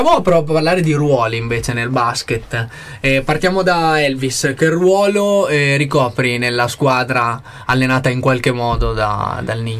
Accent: Guinea; first language Pular; Italian is a second language; now in Trento, Italy; di Guinea Conakry.

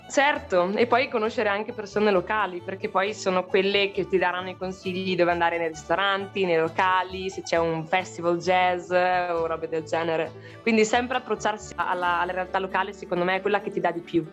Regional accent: Trentino-Alto Adige, Italy; moved away as an adult; also born or lived in Forlì; now in Brussels, Belgium; me ne sono andata da Trentino per studiare a Forlì

